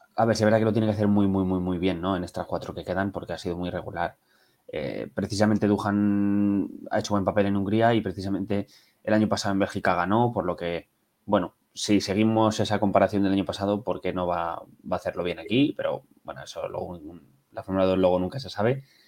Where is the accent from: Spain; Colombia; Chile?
Spain; Toledo, Castilla-La Mancha; now in Madrid, Spain; soy de Toledo, tengo ahora mismo vivo en Madrid